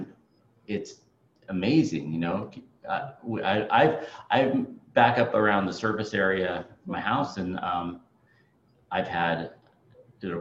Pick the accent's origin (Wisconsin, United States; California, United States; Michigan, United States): California, United States; moved away as an adult; now in Alaska, United States; I'm from California